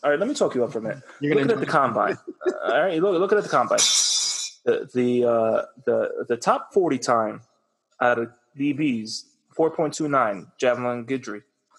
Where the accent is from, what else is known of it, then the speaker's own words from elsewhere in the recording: New York City, New York, United States; moved away; also born or lived in New Jersey; I'm born and raised in the Bronx. I'm from the city